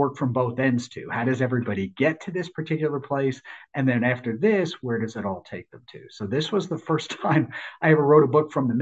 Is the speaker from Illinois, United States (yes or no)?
no; Smithtown, New York, United States; also born or lived in Stony Brook, New York; now in Florida, United States; I grew up in Smithtown and in Stony Brook.